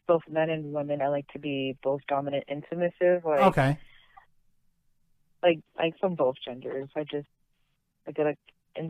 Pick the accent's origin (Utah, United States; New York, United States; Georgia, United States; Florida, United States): Florida, United States; also born or lived in Passaic, New Jersey; I was born in New Jersey, but I was raised in Florida